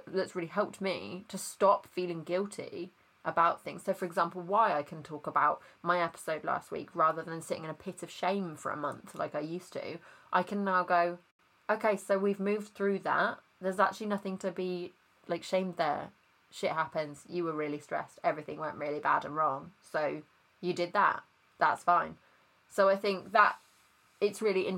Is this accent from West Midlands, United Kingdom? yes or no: yes; Worcester, West Midlands, United Kingdom; moved away; also born or lived in Nottingham; Worcester, which is where I'm originally from